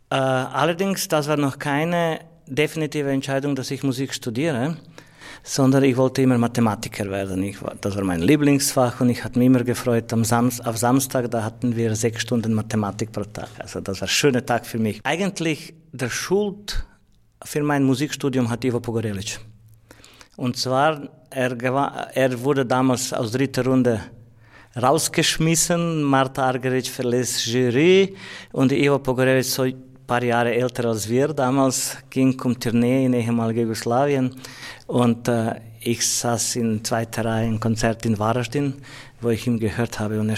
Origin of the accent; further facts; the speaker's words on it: Croatia; Also ich komme aus Kroatien und System war ein anderes.